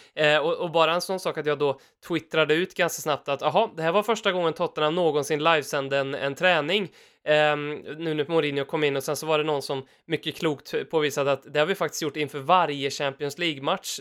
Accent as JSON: {"language": "Swedish", "region": "Värmland", "country": "Sweden", "said": "vi är ju värmlänningar båda två"}